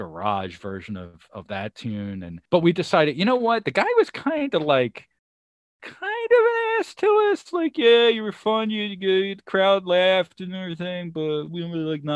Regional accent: Chester, Pennsylvania, United States; I grew up in Chester, PA

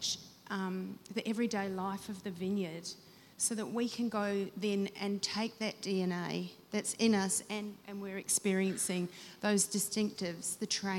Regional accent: New Zealand; myself being a Kiwi

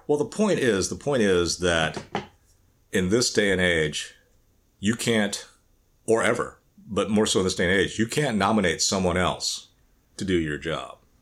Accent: the South, United States; growing up in the South

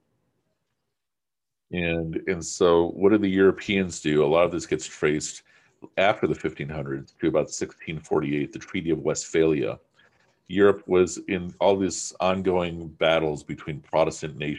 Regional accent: Pakistan; I'm speaking as a Pakistani

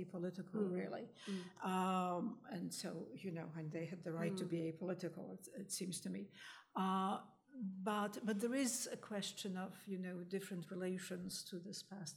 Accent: Poland; I grew up in Poland after the war

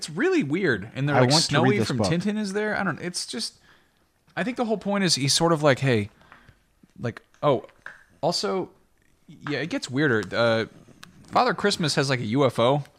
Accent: France; born there; I was born in France, but my mom had regular Babar books growing up

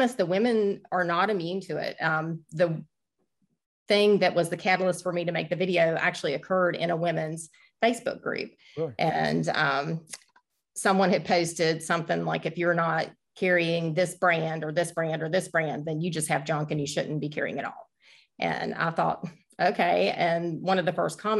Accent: Virginia, United States; I'm from Virginia

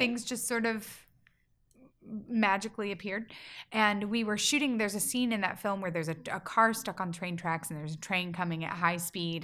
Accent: small town in Georgia, United States; moved away; my hometown

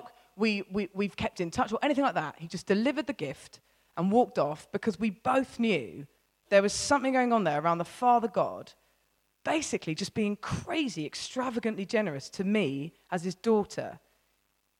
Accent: United Kingdom; I'm British

